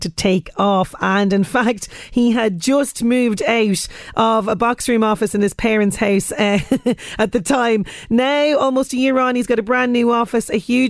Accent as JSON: {"language": "English", "country": "Ireland", "said": "as Irish people"}